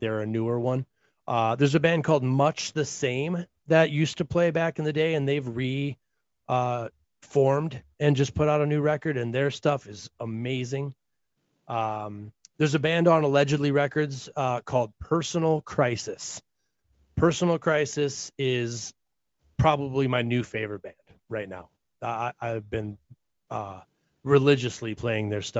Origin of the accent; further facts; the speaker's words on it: Minnesota, United States; I grew up in Minnesota